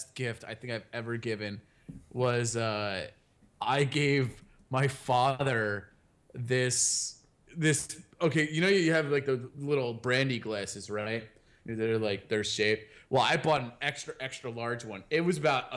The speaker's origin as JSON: {"language": "English", "country": "United States", "said": "I'm an American."}